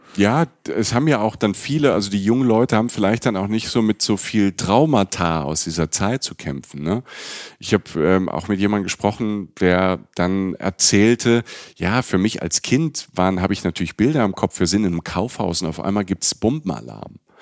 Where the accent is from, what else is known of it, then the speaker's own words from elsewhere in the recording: Germany; also born or lived in Cologne; ich komme äh, aus Deutschland, ich wohne in Köln